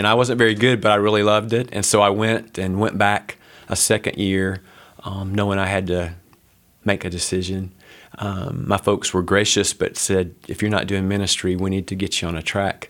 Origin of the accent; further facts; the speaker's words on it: Huntsville, Alabama, United States; now in Princeton, Indiana, United States; So I was born and raised in Huntsville, Alabama